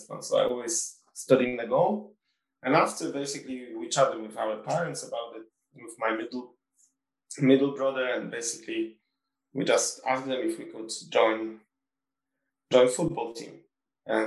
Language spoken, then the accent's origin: English; Warsaw, Masovian Voivodeship, Poland; moved away; also born or lived in Sunderland; I want to live in Warsaw because it's my hometown